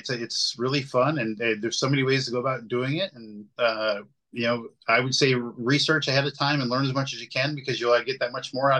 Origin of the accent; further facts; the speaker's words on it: the South, United States; maybe a sweet tea because I'm from the South, but that's about it.